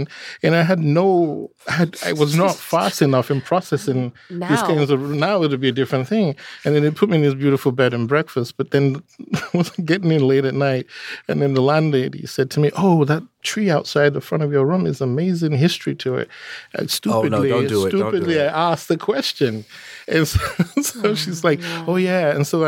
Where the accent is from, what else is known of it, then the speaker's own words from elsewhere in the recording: Nigeria; And so, like, growing up in Nigeria, with being biracial, my mother was a white Englishwoman.